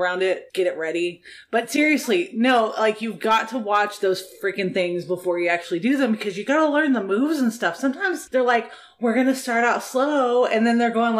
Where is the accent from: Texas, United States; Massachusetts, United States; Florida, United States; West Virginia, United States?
Texas, United States; Dallas; also born or lived in Fort Worth area, Texas; Yeah, so I'm from Dallas. I'm living in the Fort Worth area